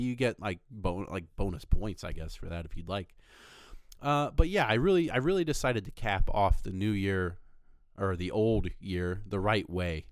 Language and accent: English; Fort Recovery, Ohio, United States; moved away as an adult; also born or lived in Rochester, Michigan; I was originally from Ohio, grew up most of my life in Fort Recovery, Ohio